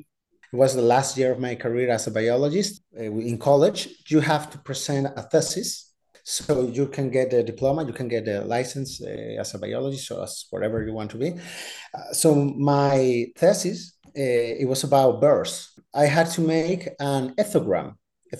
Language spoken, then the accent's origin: English; Balearic Islands, Spain; English is a second language; moved away as an adult; outside of Spain was to go to Chicago. That was scary too. 18 years old, 19 years old, also. And I didn't speak English at all.